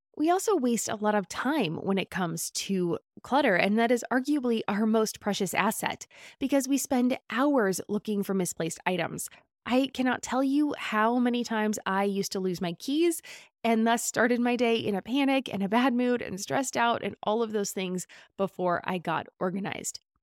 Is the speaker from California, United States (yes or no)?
yes; California, United States; As a Californian